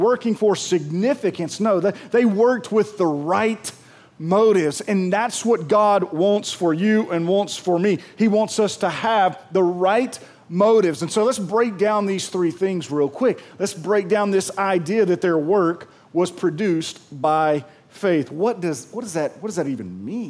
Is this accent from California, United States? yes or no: no; Pearl, Mississippi, United States; I'm from Pearl